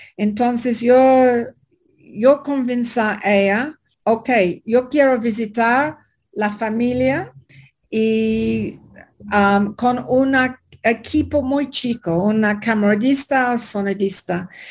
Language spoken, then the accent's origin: Spanish; England, United Kingdom; Spanish is a second language; also born or lived in Ireland; now in Mexico; Yo soy inglesa, pero vive una larga parte de mi vida allá